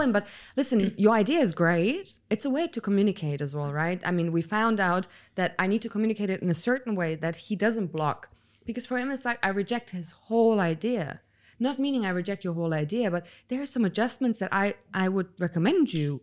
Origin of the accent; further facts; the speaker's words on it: Germany; I was born and raised in Germany